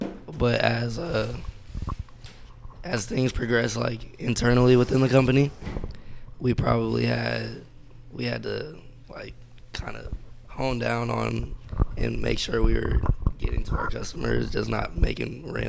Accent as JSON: {"language": "English", "town": "Valencia", "region": "California", "country": "United States", "tie": "born or raised there", "also_born_or_lived": "Lompoc, California", "said": "I went to high school in Mission Hills. Okay. I moved to Valencia about like when I was in third grade. Uh-huh. And then I kind of like grew up in Valencia."}